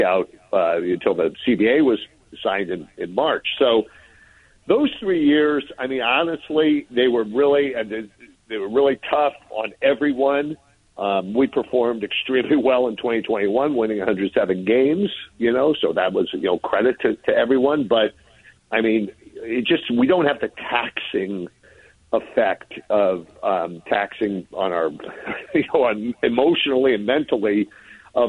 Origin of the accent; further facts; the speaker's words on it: San Francisco, California, United States; as a kid growing up in San Francisco, going to Candlestick